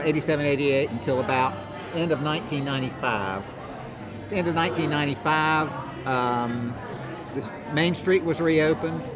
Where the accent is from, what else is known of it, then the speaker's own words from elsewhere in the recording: Rock Hill, South Carolina, United States; it's where I live and it's my hometown